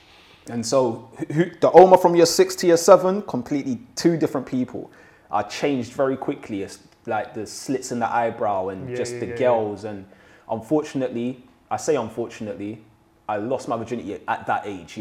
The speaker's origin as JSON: {"language": "English", "region": "London", "country": "United Kingdom", "tie": "born or raised there", "also_born_or_lived": "Shepherd's Bush, London", "said": "I lived in West London. So I'm originally from Ladbroke Grove and I moved to Shepherd's Bush."}